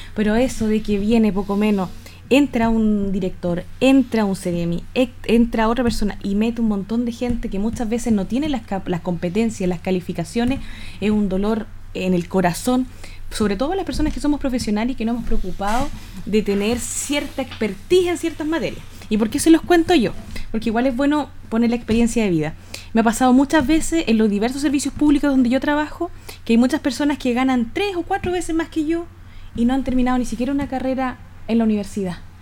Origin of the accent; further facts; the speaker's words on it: Chile; como chilena